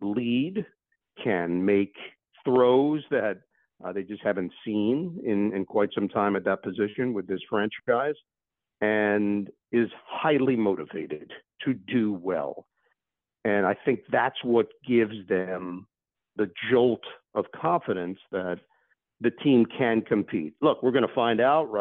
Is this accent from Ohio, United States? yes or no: no; New York City, New York, United States; having grown up in New York, I grew up in Queens. I grew up 10 minutes from Shea Stadium